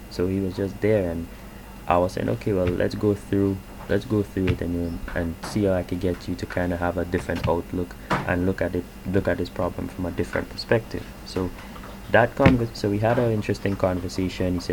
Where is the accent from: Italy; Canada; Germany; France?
Canada; just speaking you know as a Canadian and how I you know view the the impact that coronavirus has had on me